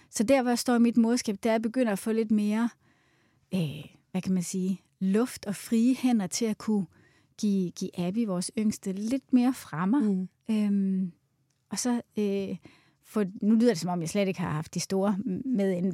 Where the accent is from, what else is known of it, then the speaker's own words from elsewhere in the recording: Svendborg, Southern Denmark, Denmark; also born or lived in United States; now in Copenhagen, Denmark; Jeg stammer oprindeligt fra Svendborg, faktisk, mm. øhm, men har boet i København i, i størstedelen af mit liv